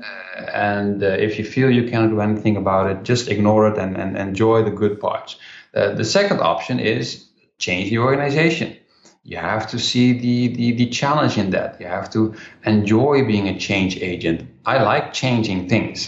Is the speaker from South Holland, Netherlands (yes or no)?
yes; Rotterdam, South Holland, Netherlands; my hometown in Rotterdam, in the Netherlands